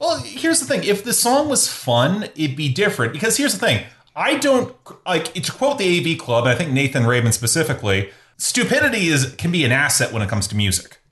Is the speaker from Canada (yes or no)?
yes; Canadian Midwest, Canada; even though I'm from the Midwest, I'm from the Canadian Midwest